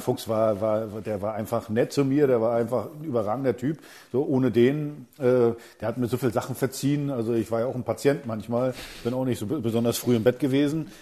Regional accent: East Germany, Germany; ich bin ein Ossi

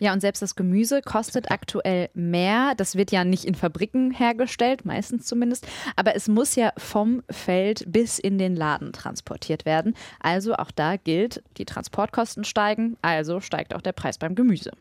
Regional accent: Ruhr area, North Rhine-Westphalia, Germany; Ich komme ja aus dem Ruhrgebiet

